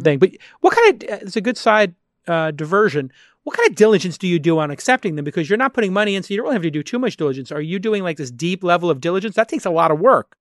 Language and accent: English; East Coast, United States; now in West Coast, United States; I'm an East Coast boy growing up on the East Coast